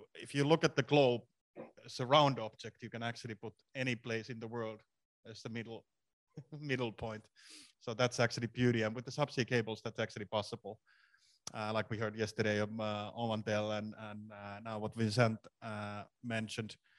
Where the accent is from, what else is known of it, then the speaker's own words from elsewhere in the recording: Finland; I'm from Finland